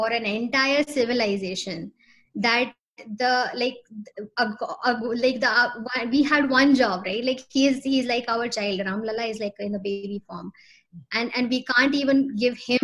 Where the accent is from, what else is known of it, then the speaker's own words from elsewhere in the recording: Lucknow, Uttar Pradesh, India; also born or lived in Noida; I grew up like, you know, most of my life, I grew up in Lucknow.